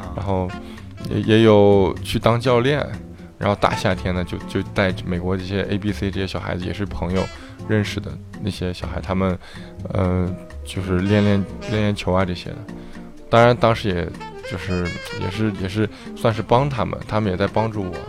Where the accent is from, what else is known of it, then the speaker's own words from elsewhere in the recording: Shaanxi, China; moved away as an adult; also born or lived in Chengdu, China; now in United States; 十六七岁的时候就在陕西东胜，也就是我的家乡，参加的，呃，青年队，三队和二队的训练。然后零八年的时候就来美国了